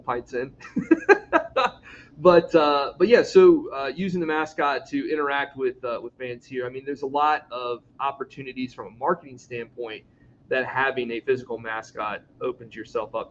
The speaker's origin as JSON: {"language": "English", "town": "Chesapeake", "region": "Virginia", "country": "United States", "tie": "born or raised there", "also_born_or_lived": "Winston-Salem, North Carolina / Columbia, South Carolina", "moved": "as an adult", "said": "I grew up here in Chesapeake. You know, my formidable years, I'd say, here in Chesapeake, went to high school down the road."}